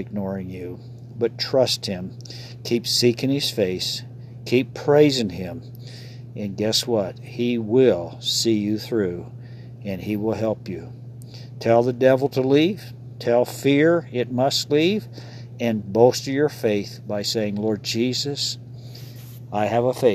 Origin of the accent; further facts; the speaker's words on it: Ohio, United States; moved away as an adult; That's my home state. So, spent 18 years there and wander back there occasionally from time to time